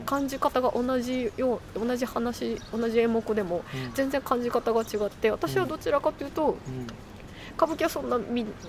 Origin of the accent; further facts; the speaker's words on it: Shiga, Japan; 私滋賀県の出身なので